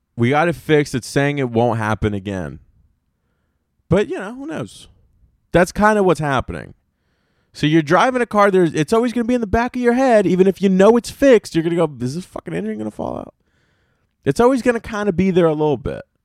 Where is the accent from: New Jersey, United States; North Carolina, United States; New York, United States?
North Carolina, United States; Apex; I grew up in Apex, North Carolina.